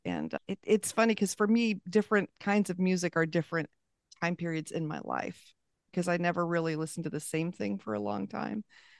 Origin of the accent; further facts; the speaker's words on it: La Habra Heights, California, United States; So I grew up in Orange County, California, up in La Habra Heights in the hills, and we had horses and pigs and chickens and all the things.